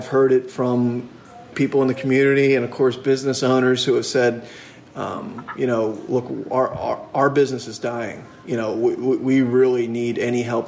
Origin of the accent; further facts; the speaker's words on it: Cape May, New Jersey, United States; I was born and raised in Cape May, and actually grew up in a bed and breakfast